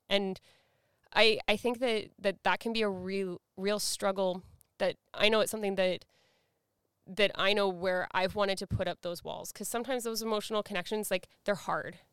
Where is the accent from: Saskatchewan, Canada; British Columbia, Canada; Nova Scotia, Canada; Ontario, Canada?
British Columbia, Canada; Surrey; even though I grew up in Vancouver, I grew up in Surrey, um, from, like, the Guilford, Wally area.